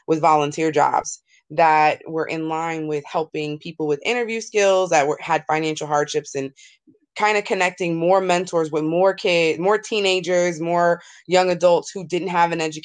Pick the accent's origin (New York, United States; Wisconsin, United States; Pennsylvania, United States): New York, United States; I grew up in New York